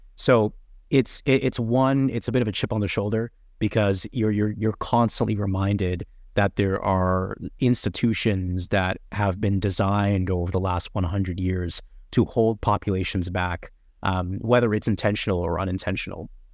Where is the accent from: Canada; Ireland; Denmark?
Canada; Toronto, Ontario; Toronto, bor-, born, raised, bred, everything. I, I grew up in North York around Jane and Wilson